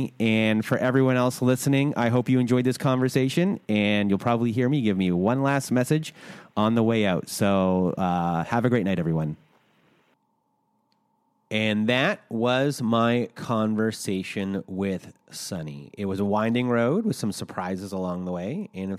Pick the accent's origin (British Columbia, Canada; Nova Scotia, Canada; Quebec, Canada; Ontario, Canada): Ontario, Canada; Toronto; Yeah, it's very confusing for some people. Because I'm from Toronto. I don't really consider that Canada because it was a big city.